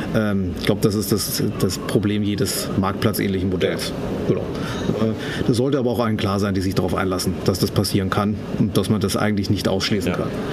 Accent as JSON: {"language": "German", "town": "Munich", "region": "Bavaria", "country": "Germany", "said": "für mich als Münchner"}